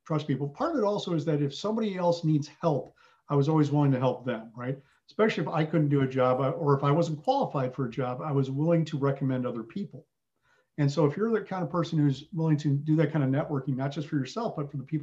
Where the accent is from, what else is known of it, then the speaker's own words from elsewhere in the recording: Southern Wisconsin, United States; also born or lived in England; I had the fortune of growing up in Southern Wisconsin